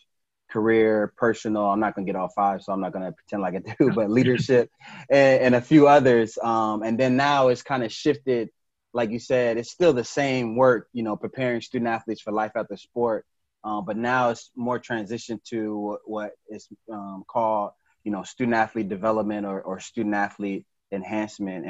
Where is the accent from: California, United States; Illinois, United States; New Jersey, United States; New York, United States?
Illinois, United States; Chicago; moved away as an adult; also born or lived in Jacksonville / Virginia Beach / Lubbock, Texas; now in Indianapolis, United States; I grew up in Chicago